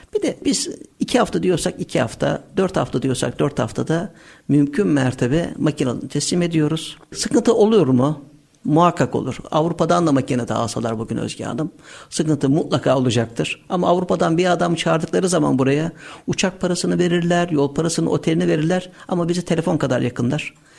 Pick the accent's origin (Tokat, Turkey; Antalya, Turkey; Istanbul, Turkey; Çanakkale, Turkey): Istanbul, Turkey; 16.01.1976 İstanbul doğumluyuz.